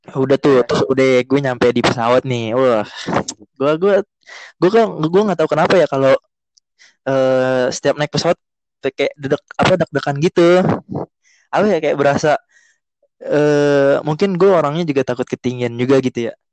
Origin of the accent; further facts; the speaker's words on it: Jakarta, Indonesia; kita berdua dari Jakarta